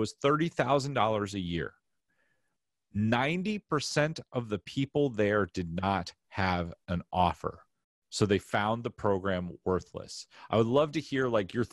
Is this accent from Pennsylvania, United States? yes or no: yes; Philadelphia, Pennsylvania, United States; moved away; I'm from Philly